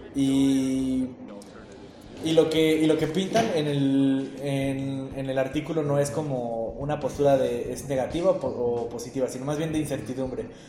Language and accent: Spanish; Querétaro, Mexico; yo soy parte de los conservadores queretanos en secreto